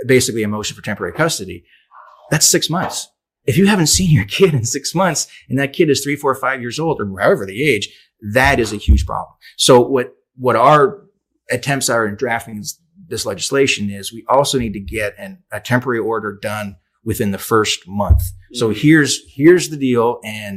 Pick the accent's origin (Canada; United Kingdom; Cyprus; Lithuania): Canada; I'm Canadian